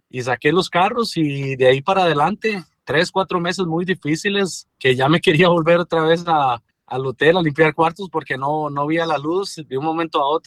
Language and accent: Spanish; Costa Rica; desde niño siempre, desde que tenía 11 años allá en mi país, en Costa Rica, me gustaba mucho limpiar los carros de mis primos, de mis familiares.